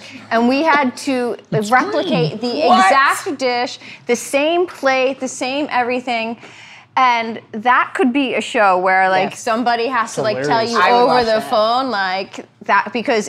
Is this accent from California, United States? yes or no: no; Philadelphia, Pennsylvania, United States; we're Irish. She described Calabrian chilies of like the red paste you put on hoagies because we're from Philly.